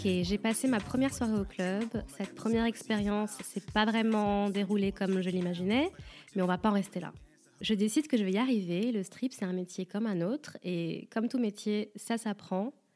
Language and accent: French; France; je suis française